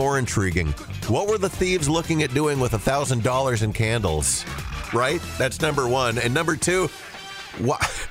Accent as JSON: {"language": "English", "town": "Holly", "country": "United States", "tie": "born or raised there", "said": "our house growing up in Holly"}